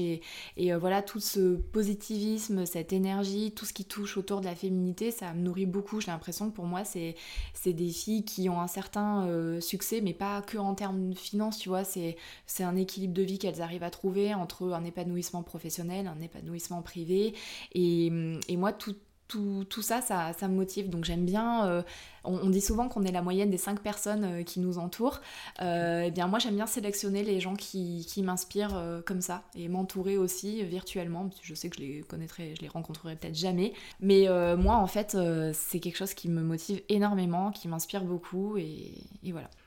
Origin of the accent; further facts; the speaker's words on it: Brive-la-Gaillarde, Nouvelle-Aquitaine, France; moved away; à la base, je suis originaire de Brive-la-Gaillarde